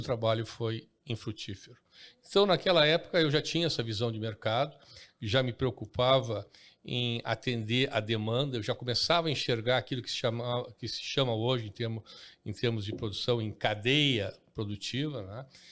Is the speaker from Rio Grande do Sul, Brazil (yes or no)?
yes; Porto Alegre, Rio Grande do Sul, Brazil; eu cresci aqui em Porto Alegre